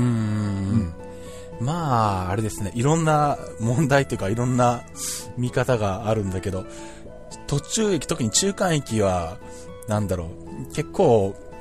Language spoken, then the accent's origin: Japanese; Shizuoka, Japan; うちの地元の静岡空港